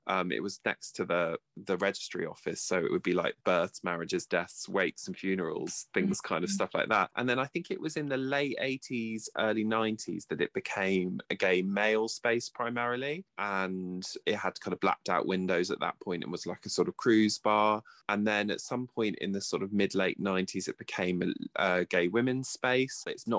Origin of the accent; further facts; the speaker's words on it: Poole, South West England, United Kingdom; I grew up in Poole in Dorset and was born in 1985, so I'm of a similar vintage to Ronnie. And I went to a boys' grammar school in Poole